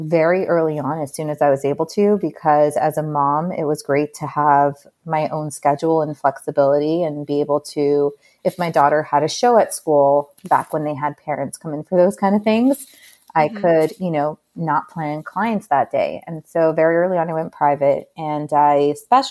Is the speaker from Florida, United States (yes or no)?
yes; Miami Beach, Florida, United States; moved away as an adult; also born or lived in New York; I was born and raised in Miami Beach